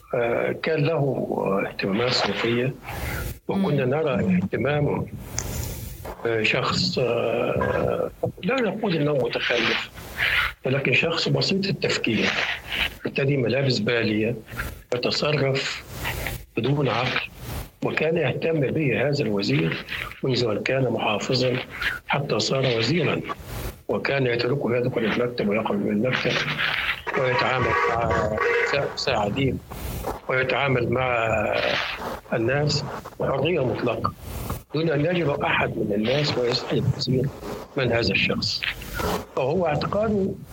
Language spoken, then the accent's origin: Arabic; Egypt; عندنا في مصر